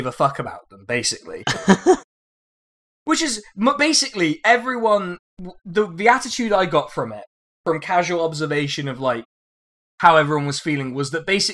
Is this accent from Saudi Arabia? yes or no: no; Reading, South East England, United Kingdom; I was born in Reading.